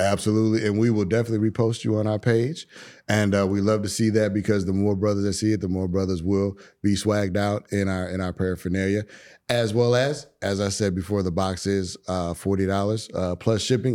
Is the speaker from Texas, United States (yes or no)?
no; Chicago, Illinois, United States; moved away; I'm originally from Chicago